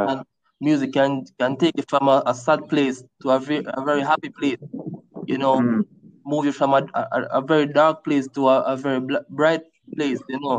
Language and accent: English; Jamaica; from growing up in Jamaica, I was more exposed to dancehall and reggae music, the likes